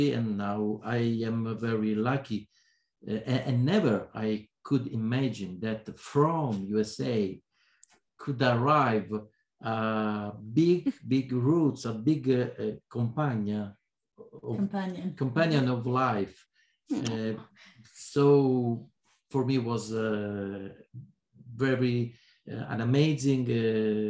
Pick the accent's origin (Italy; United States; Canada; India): Italy; Palermo, Sicily; English is a second language; I was born in Palermo.